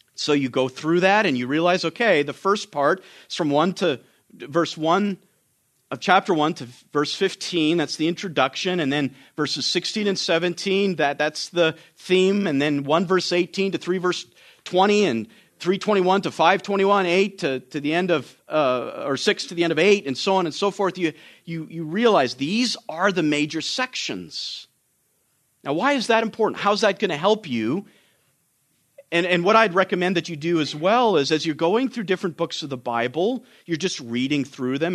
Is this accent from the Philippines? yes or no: no; Canada; now in United States; I'm Canadian